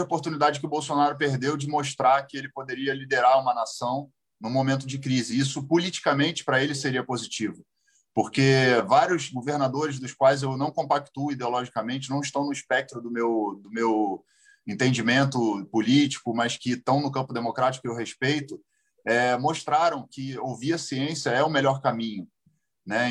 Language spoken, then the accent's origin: Portuguese; Brazil; como brasileiro.